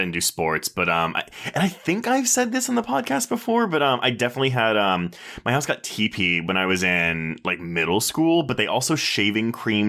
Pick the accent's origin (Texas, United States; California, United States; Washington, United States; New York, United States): Texas, United States; I grew up in Texas, so that's what we had.